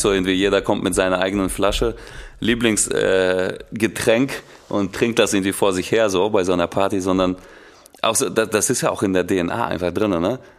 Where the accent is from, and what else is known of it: Russia; now in Germany